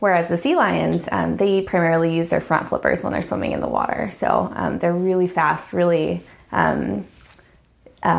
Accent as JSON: {"language": "English", "town": "San Diego", "region": "California", "country": "United States", "tie": "born or raised there", "also_born_or_lived": "Alaska", "moved": "yes", "said": "I grew up in San Diego, California."}